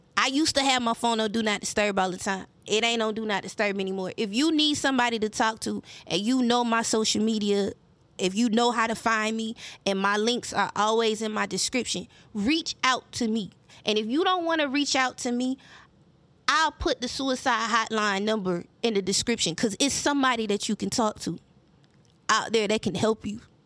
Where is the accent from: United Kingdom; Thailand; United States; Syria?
United States; Mullins, South Carolina; accent: country; I sound like I'm from Mullins